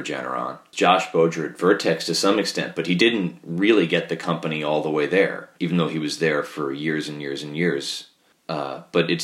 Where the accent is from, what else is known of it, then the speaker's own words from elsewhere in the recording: New York, United States; as a New Yorker